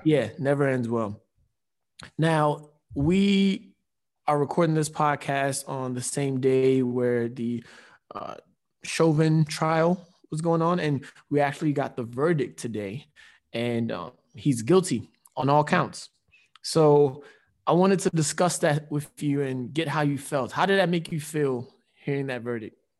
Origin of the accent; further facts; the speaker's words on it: Nigeria; with us being Nigerian, it's the Nigerian way, too